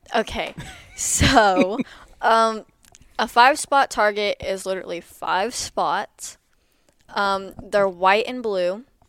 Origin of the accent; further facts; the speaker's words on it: Lexington, Missouri, United States; I'm from Lexington, Missouri